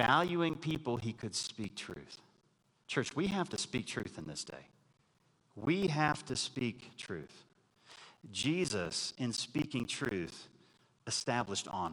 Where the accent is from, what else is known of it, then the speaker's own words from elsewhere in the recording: Texas, United States; growing up in Texas